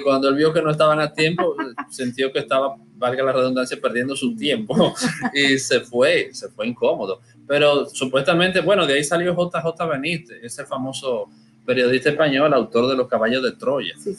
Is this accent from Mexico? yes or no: no; Dominican Republic; yo soy dominicano